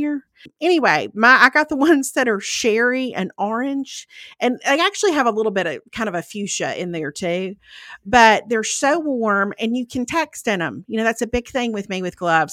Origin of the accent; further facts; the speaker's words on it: Lauderdale County, Mississippi, United States; moved away; I'm originally from Lauderdale County